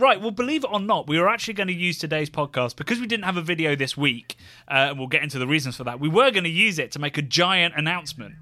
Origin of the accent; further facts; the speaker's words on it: Oxfordshire, South East England, United Kingdom; a fish and chip shop in my hometown that used to, it was a smart fish and chips, if anybody's from that part, like, Oxfordshire region